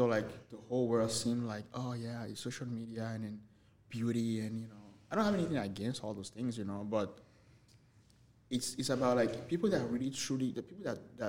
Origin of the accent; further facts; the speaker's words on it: New York, United States; Like, growing up in New York, right? Like, and this is something that I haven't noticed in L.A., I mean, LA is great, you know, but it's not New York.